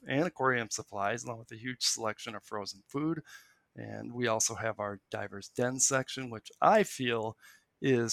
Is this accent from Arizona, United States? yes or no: no; Milwaukee, Wisconsin, United States; I grew up in the Milwaukee metro area